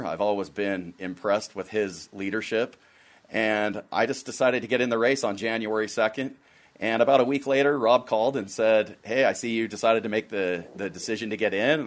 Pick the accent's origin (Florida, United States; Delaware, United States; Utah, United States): Utah, United States; I was born and raised in Utah